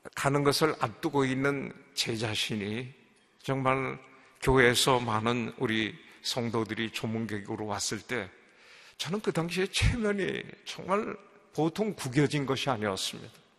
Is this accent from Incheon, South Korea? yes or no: no; Seoul, South Korea; moved away as an adult; also born or lived in Indonesia; 내가 왕십리 출신인 걸 어떻게 알아요?